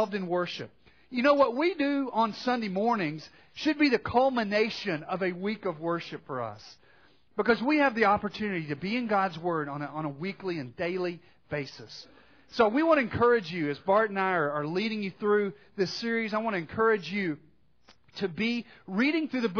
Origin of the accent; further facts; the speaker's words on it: Arkansas, United States; growing up in Arkansas